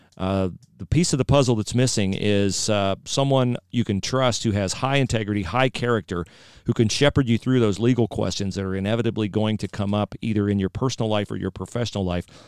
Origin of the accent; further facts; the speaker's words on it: West Liberty, Ohio, United States; also born or lived in Troy, Ohio; My hometown is West Liberty